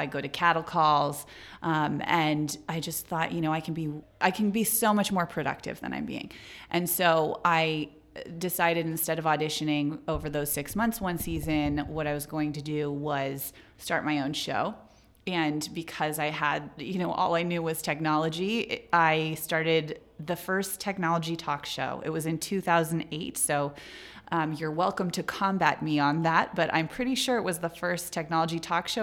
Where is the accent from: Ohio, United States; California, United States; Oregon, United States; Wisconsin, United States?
California, United States; Silicon Valley; I grew up in Silicon Valley